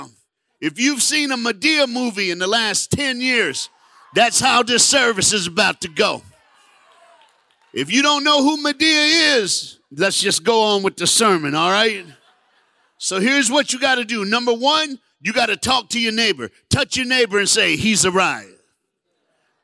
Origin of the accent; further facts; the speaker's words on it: Knoxville, Tennessee, United States; I was born in Knoxville, Tennessee. I played football at the University of Tennessee.